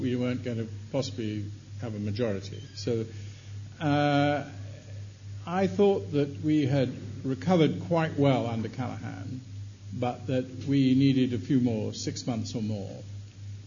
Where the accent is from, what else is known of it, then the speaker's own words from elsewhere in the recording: Wales, United Kingdom; I speak as a Welshman